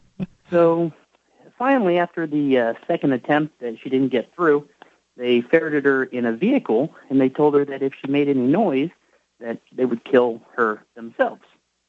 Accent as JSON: {"language": "English", "country": "United States", "also_born_or_lived": "Nevada", "said": "So I'm an American"}